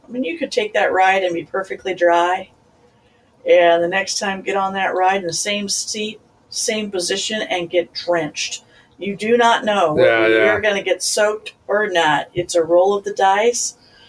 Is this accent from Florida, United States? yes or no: no; Missouri, United States; Well, yeah, the Southern... don't get me started with the Southern talk, but I love that, all that Southern charm and the Southern.